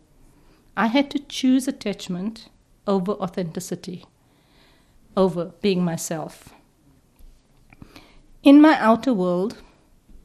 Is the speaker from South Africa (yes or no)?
yes; South Africa; me growing up in apartheid South Africa